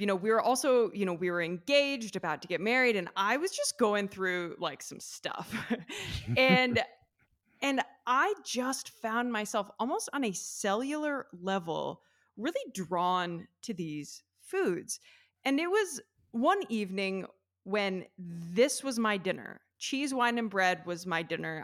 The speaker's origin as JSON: {"language": "English", "town": "Athens", "region": "Ohio", "country": "United States", "tie": "born or raised there", "also_born_or_lived": "New York City", "moved": "as an adult", "lives_now": "Italy", "said": "I'm from the Midwest. I'm from a small town in Ohio, Athens, Ohio"}